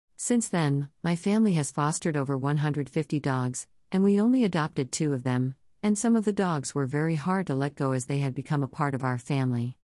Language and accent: English; Houston, Texas, United States; I was born and raised in Houston, Texas